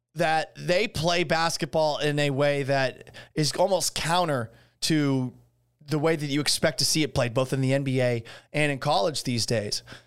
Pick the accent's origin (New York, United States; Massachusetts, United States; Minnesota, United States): Massachusetts, United States; Boston; moved away as an adult; also born or lived in Seattle / Syracuse; now in Houston, United States; I grew up in Boston